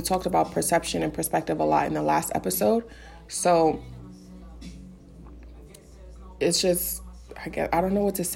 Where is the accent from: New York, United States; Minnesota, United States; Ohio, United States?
New York, United States; New York City; I'm from the Bronx.